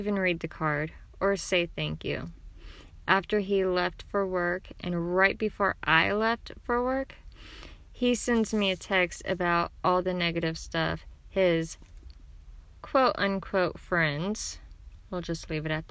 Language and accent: English; Oklahoma, United States; I'm from Oklahoma